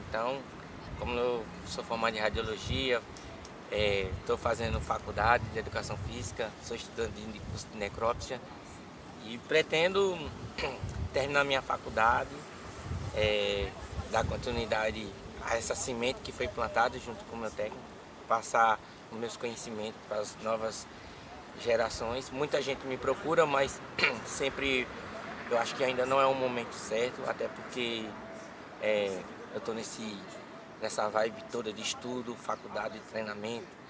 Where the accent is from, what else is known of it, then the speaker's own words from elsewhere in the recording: São Paulo, Brazil; now in Juazeiro, Brazil; Eu sou de Juazeiro. Só que eu fui morar em São Paulo assim que meu pai faleceu. E aí eu fui aos 4 anos de idade para lá e aí voltei para cá com uns 17